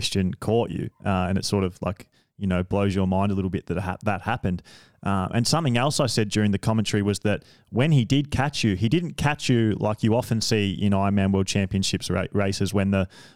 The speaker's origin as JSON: {"language": "English", "country": "Australia", "said": "being an Australian"}